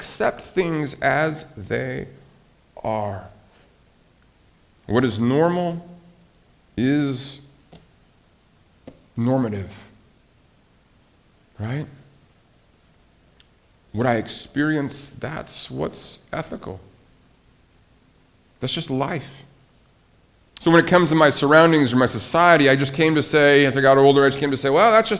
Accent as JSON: {"language": "English", "town": "Billings", "region": "Montana", "country": "United States", "tie": "born or raised there", "moved": "yes", "said": "my hometown was a very safe place to live. It was a great place to raise a family, Billings, Montana."}